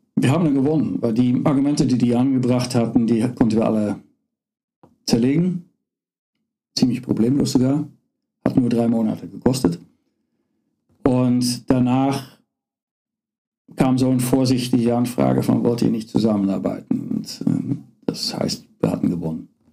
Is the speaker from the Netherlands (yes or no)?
yes; Netherlands; German is a second language; moved away as an adult; also born or lived in Karlsruhe, Germany; now in Aachen, Germany; ich bin Holländer bin nicht nur Holländer, äh, bin nicht nur Niederländer, ich bin auch Holländer, echt Holländer